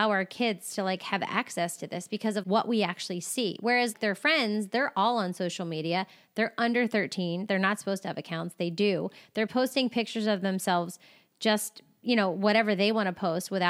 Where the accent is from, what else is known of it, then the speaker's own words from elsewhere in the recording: Maryland, United States; also born or lived in Louisiana / California; Like I came from, well, I came from Maryland, then Louisiana, and then California.